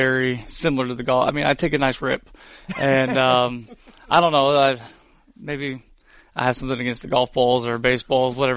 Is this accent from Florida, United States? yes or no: yes; Pensacola, Florida, United States; I grew up in Pensacola.